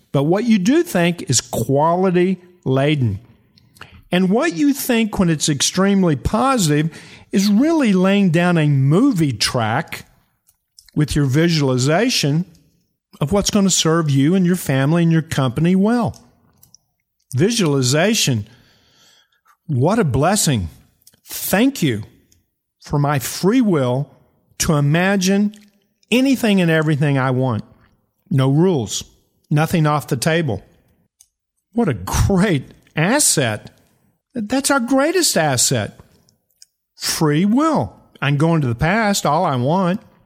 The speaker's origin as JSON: {"language": "English", "region": "eastern Kentucky", "country": "United States", "said": "I'm from eastern Kentucky"}